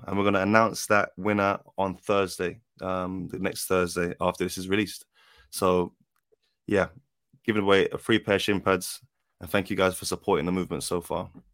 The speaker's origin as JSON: {"language": "English", "region": "London", "country": "United Kingdom", "said": "I'm from South London"}